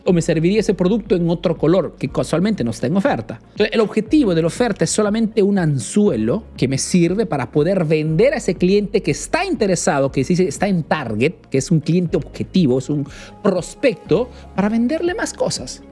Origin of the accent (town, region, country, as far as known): Peru; now in Italy